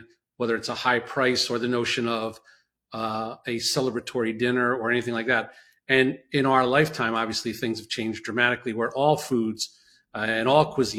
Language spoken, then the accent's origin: English; New York City, New York, United States; also born or lived in New Jersey; I was born in Brooklyn